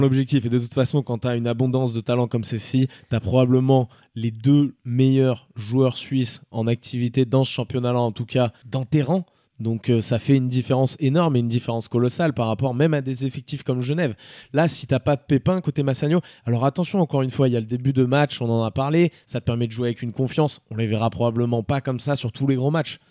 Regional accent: France; je suis français

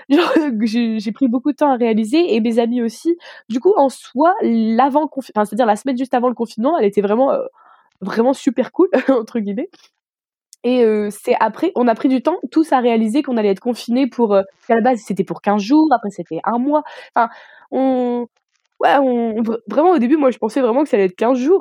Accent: Armentières, Hauts-de-France, France; moved away as an adult; now in Strasbourg, France; je viens du nord de la France. donc, ma ville s'appelle Armentières

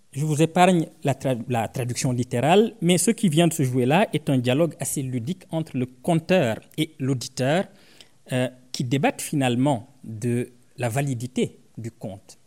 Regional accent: Senegal; Je viens d'une ethnie du Sénégal qu'on appelle les Sarars

